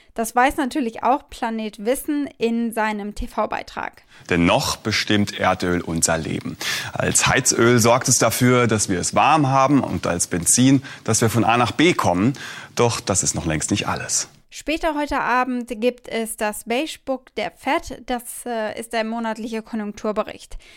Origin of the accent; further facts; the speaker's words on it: Nürburgring area, Rhineland-Palatinate, Germany; am Nürburgring in meiner Heimat. Viel Zeit habe ich da verbracht in meiner Jugend